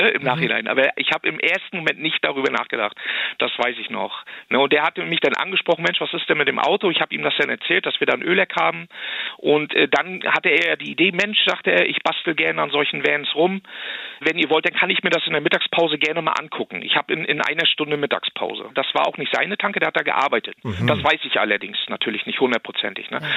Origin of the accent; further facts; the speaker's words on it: Wismar, Mecklenburg-Vorpommern, Germany; born there; Ich bin gebürtig aus Wismar, oben an der Ostsee, aus Mecklenburg-Vorpommern.